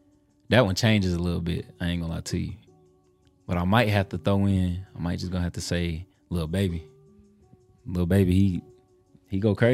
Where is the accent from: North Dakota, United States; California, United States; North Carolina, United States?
North Carolina, United States; Asheville; I'm from Asheville, North Carolina